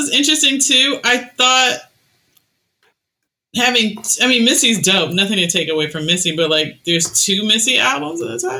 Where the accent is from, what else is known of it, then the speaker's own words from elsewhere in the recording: New York City, New York, United States; I'm from Queens.